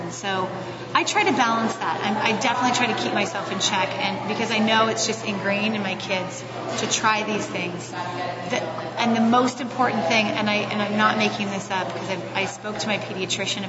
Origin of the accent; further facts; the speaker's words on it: Roseville, California, United States; I'm from Northern California